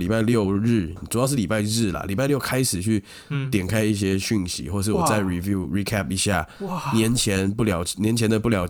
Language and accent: Chinese; Taipei, Taiwan; 因为我是台北人，哦，我没有要太太多返乡的感觉，